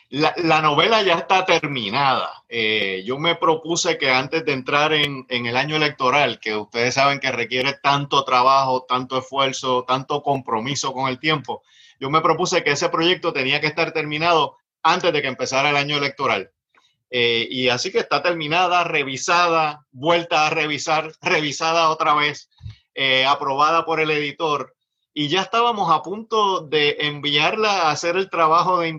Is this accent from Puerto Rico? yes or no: yes; Puerto Rico; Fuimos colonia de España en otra época, pero en este momento somos colonia de Estados Unidos.